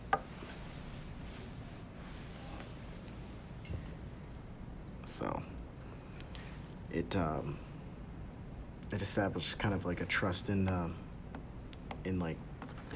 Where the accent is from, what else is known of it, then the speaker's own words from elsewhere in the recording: United States; I am African American